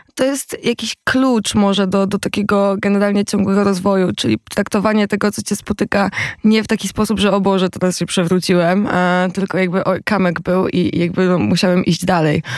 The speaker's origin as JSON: {"language": "Polish", "town": "Koszalin", "region": "West Pomeranian Voivodeship", "country": "Poland", "said": "ja z Koszalina"}